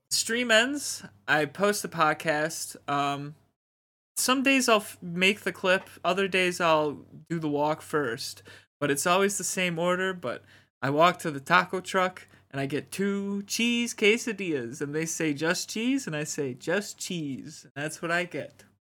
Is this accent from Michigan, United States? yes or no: no; Wisconsin, United States; I'm from Wisconsin